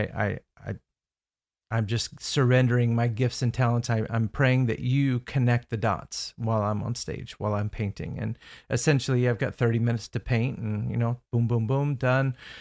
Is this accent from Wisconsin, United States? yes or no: no; Indiana, United States; moved away as an adult; now in Orlando, United States; I grew up in Indiana as well